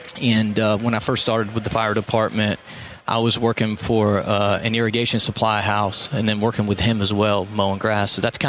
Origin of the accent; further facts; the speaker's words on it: Florida, United States; also born or lived in Texas; So, Panhandle, Florida's home. Yeah. I mean, I've been there for, I'll be 42 this year. So let's just say 40 years I've been there.